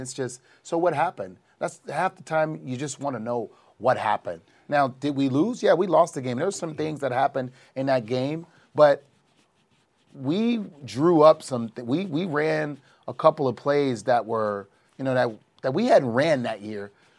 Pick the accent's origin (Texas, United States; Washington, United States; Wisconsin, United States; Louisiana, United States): Louisiana, United States; New Orleans; born or raised there